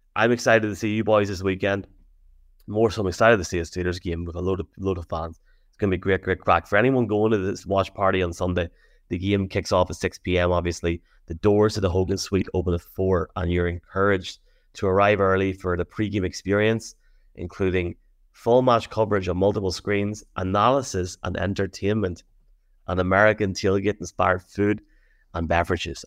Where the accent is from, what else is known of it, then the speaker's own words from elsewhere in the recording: Tyrone, Northern Ireland, United Kingdom; me and Dave because we're from Tyrone